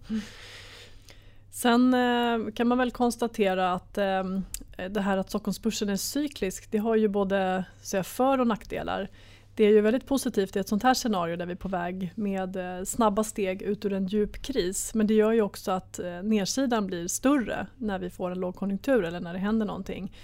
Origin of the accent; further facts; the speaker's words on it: Sweden; som svensk sparare